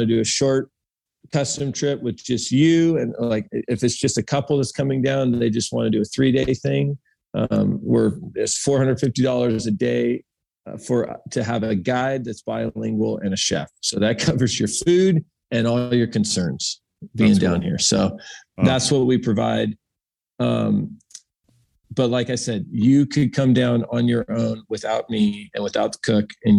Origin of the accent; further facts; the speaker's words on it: United States; I'm an American.